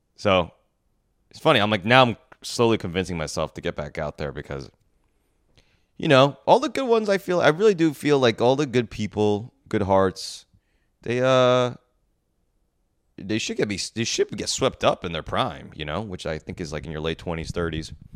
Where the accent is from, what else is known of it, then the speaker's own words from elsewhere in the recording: New Jersey, United States; growing up in New Jersey